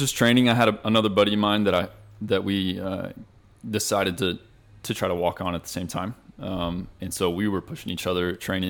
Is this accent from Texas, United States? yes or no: yes; Shallowater, Texas, United States; moved away; I graduated from Shallowwater, Texas. So what? It's about 20 minutes north of Lubbock, Texas.